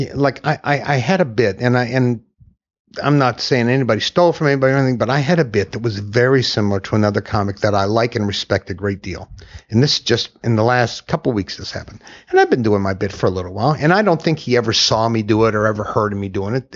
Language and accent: English; Ashland, Kentucky, United States; moved away; also born or lived in New York / Chicago / Los Angeles / Houston; I grew up in Kentucky. I grew uh-huh. up in Ashland, Kentucky